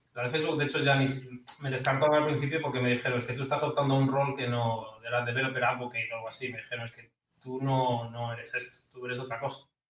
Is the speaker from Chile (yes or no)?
no; Ferrol, Galicia, Spain; moved away as an adult; yo no he salido de mi pueblo en toda mi vida. lo más lejos que he ido de Ferrol ha sido Santiago de Compostela